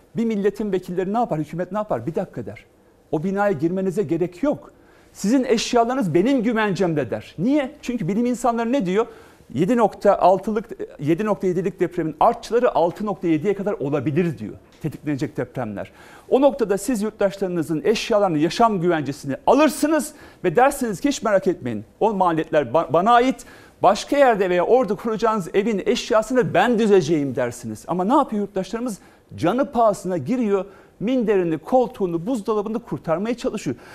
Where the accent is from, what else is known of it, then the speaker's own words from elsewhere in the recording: Malatya, Turkey; Ben Malatyalıyım